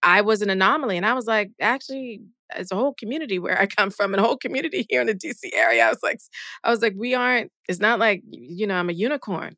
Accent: Charleston, South Carolina, United States; moved away; my hometown, Ca, Charleston, South Carolina

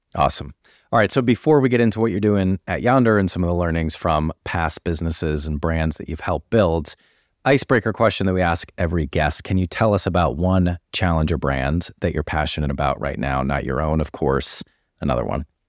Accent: United States; moved away as an adult; now in United Kingdom; as an American who's now been in the U K for almost nine years

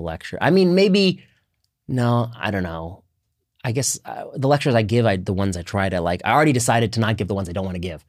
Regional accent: Indiana, United States; when I was growing up in Indiana, in high school, we would go to Denny's.

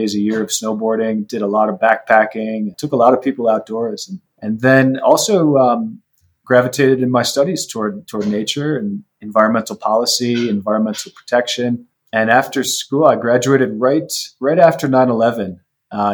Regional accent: Boston, Massachusetts, United States; moved away as an adult; also born or lived in Colorado Springs, Colorado; Growing up in Boston

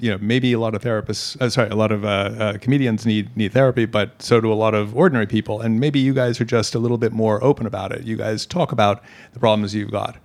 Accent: Hong Kong; Born and raised in Hong Kong

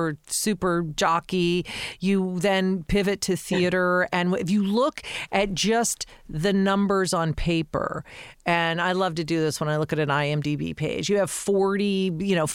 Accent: Denver, Colorado, United States; I grew up in Colorado

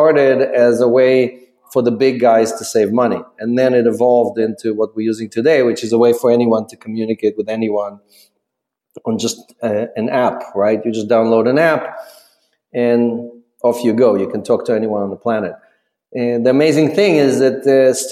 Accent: Ukraine; moved away; I'm an immigrant from the Ukraine

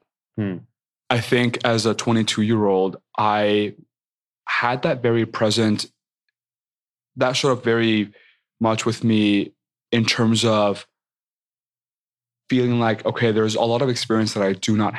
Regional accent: Mexico; I am so proud of being Mexican, of being Latino

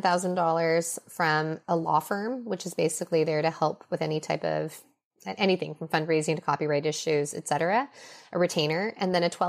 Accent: Minnesota, United States; born there; I was born in Minnesota. I feel incredibly American. I am very attached to my Chinese cultural identity too.

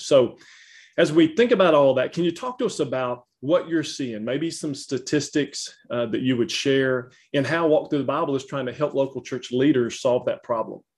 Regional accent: Louisiana, United States; accent: Southern; I am Southern to the bone and grew up in Louisiana

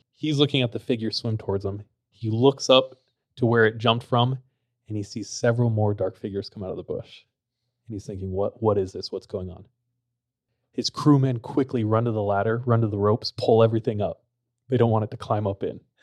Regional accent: Visalia, California, United States; my hometown is very interesting. It's, like, really compact.

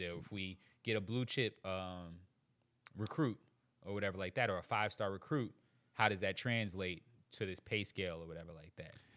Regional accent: Charleston, South Carolina, United States; also born or lived in Queens, New York; I was born in Queens, New York, raised in Charleston, South Carolina.

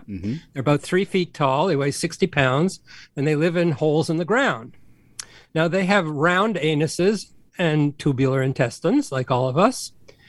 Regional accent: Canada; I'm Canadian.

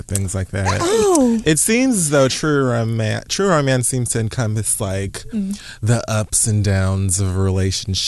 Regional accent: Miami, Florida, United States; I'm from Miami

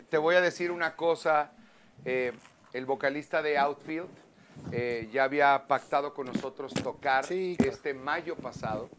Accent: Mexico; como mexicanos

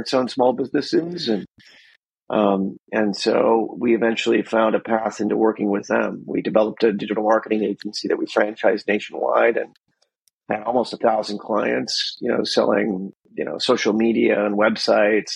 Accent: Wisconsin, United States; moved away as an adult; now in San Diego, United States; I grew up in Wisconsin, so, you know, 3,000 miles away from San Diego here.

